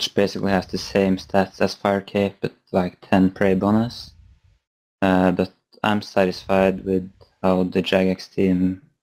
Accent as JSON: {"language": "English", "country": "Norway", "said": "I'm from Norway."}